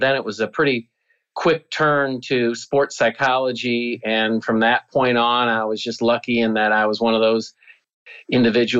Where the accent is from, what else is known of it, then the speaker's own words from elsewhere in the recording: Cedar Rapids, Iowa, United States; I grew up in Cedar Rapids, Iowa, which is a very blue-collar town.